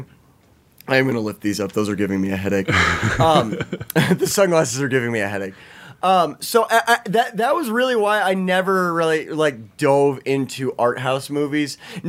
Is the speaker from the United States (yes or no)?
yes; United States; We're American.